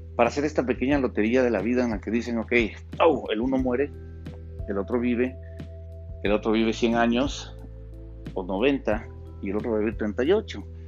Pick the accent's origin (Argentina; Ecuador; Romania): Ecuador; aquí en mi país, en Ecuador